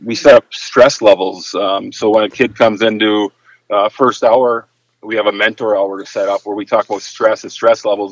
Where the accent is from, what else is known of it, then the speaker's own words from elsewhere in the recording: Upper Michigan, United States; I, I, was born and raised in Upper Michigan, a small little town, and, and I've been lucky enough to uh, work in the same small town